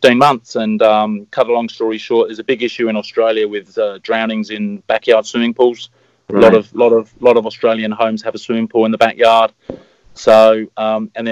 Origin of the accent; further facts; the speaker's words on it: Eastbourne, South East England, United Kingdom; I grew up in Eastbourne